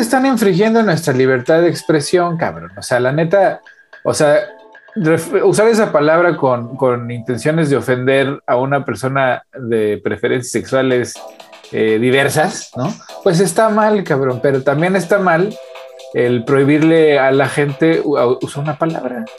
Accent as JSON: {"language": "Spanish", "country": "Mexico", "said": "yo como mexicano"}